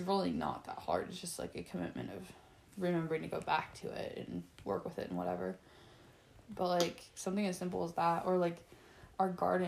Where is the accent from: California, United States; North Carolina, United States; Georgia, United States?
California, United States; Roseville and Grass Valley; also born or lived in Sacramento, California; I was born in Sacramento, California. Raised between Roseville and Grass Valley